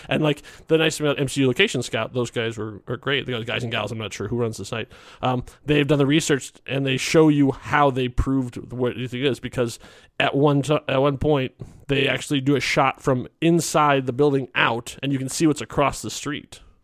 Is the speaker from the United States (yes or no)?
yes; Chicago, Illinois, United States; I grew up in Chicago